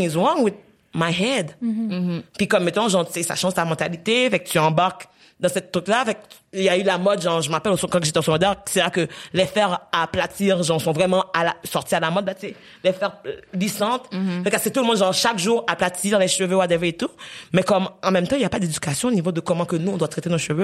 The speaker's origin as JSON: {"language": "French", "country": "Haiti", "tie": "born or raised there", "moved": "yes", "said": "j'ai grandi en Haïti"}